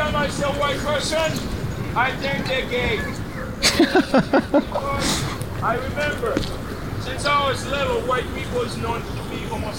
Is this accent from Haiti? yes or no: yes; Haiti; moved away; Me, I was born in Haiti. So that means I speak Spanish, I speak French, I speak English.